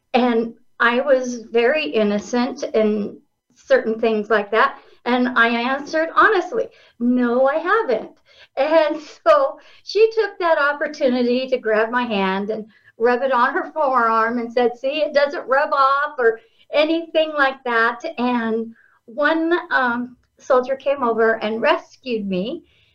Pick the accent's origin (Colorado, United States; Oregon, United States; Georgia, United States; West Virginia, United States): Oregon, United States; moved away as an adult; now in Miles City, United States; I was born and raised in Oregon